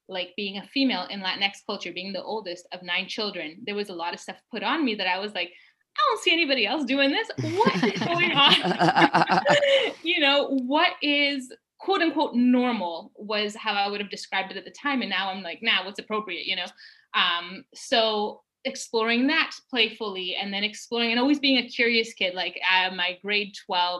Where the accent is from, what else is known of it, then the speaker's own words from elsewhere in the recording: Canada; I said, I'm Canadian. I live in Canada.